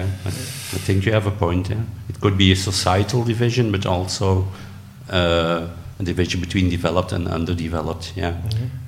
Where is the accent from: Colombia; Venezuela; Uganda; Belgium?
Belgium; I'm from Belgium.